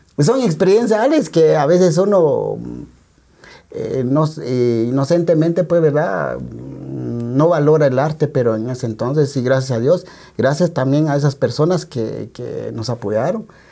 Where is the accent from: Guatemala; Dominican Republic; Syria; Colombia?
Guatemala; San Juan Comalapa, Chimaltenango; en mi pueblo, Comalapa